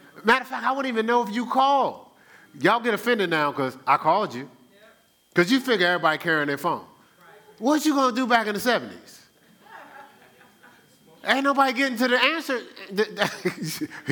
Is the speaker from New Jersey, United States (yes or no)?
yes; Newark, New Jersey, United States; I'm from Newark